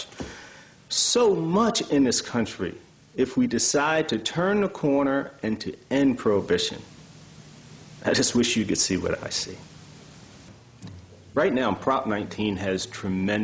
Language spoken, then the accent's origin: English; Baltimore, Maryland, United States; I grew up in Baltimore